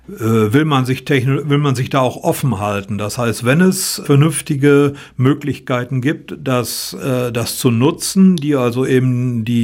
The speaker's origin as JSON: {"language": "German", "region": "North Rhine-Westphalia", "country": "Germany", "said": "Ich komme aus dem Münsterland."}